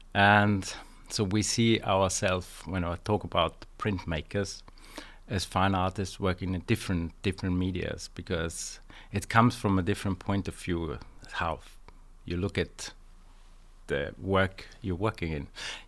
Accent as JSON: {"language": "English", "country": "Austria", "also_born_or_lived": "London", "said": "I'm from Austria."}